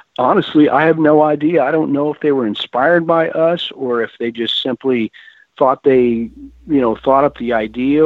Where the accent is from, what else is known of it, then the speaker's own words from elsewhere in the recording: Texas, United States; I grew up in Texas and my parents listened to old country